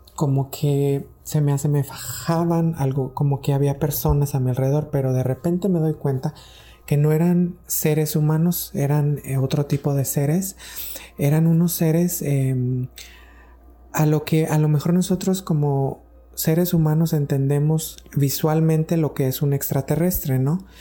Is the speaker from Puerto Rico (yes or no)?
no; Mexico; estaba en México, de donde soy, en mi pueblo